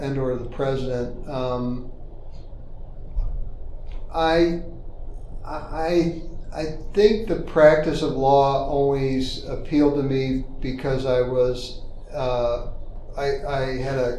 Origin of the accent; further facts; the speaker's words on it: St. Charles County, Missouri, United States; also born or lived in New Jersey; originally I was born in New Jersey, and my family moved from New Jersey to St. Charles County in 1972 when I was 9 years old.